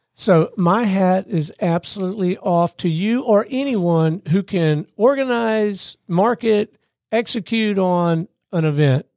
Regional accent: Gulf Coast, United States; I grew up on the Gulf Coast.

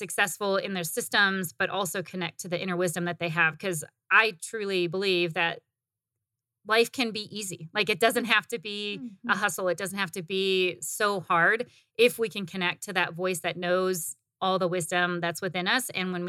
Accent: Midwest, United States; also born or lived in Indiana; I was born in Indiana. Actually, I did grow up in the Midwest, and I never fit in the Midwest. And so I came to Arizona right after college.

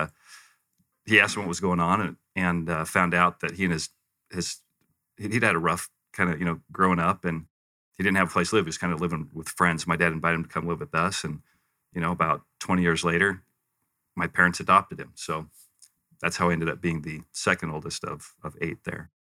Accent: Western United States, United States; also born or lived in Provo; I refer to myself as a Western mutt because I kind of grew up all over the West. I was born Provo, actually. Okay. My mom and dad were attending Brigham Young University.

